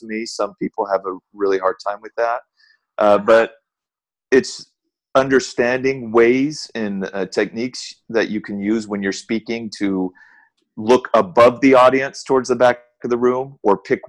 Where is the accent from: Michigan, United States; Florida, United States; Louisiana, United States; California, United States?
California, United States; Southern; I grew up in Southern California.